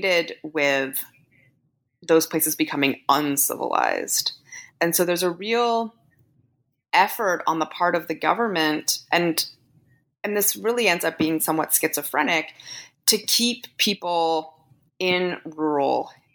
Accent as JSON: {"language": "English", "country": "Canada", "said": "I'm Canadian"}